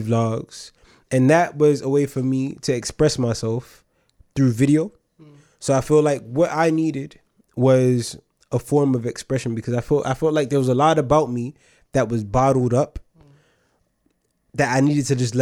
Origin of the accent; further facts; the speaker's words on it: New York City, New York, United States; moved away as an adult; also born or lived in Nigeria (ancestry); now in United Kingdom; I was born in the United States of America, Staten Island, New York, be exact. I lived there for a lot of my life